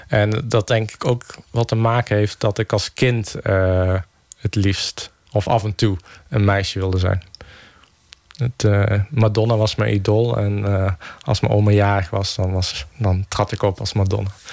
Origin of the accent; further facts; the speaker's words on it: Geldrop, North Brabant, Netherlands; mijn geboorteplaats Gelderop